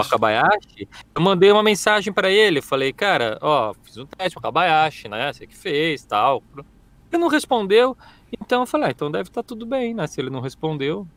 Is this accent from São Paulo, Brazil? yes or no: yes; Presidente Prudente, São Paulo, Brazil; moved away; Eu, eu, sou do interior, né? Sou de Presidente Prudente.